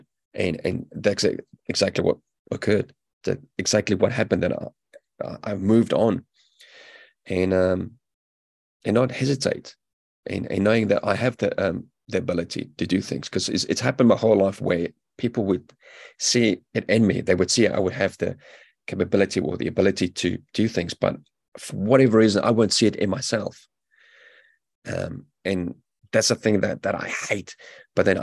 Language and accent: English; South Africa; also born or lived in United Kingdom; now in New Zealand; I'm a South African-born British veteran now living in New Zealand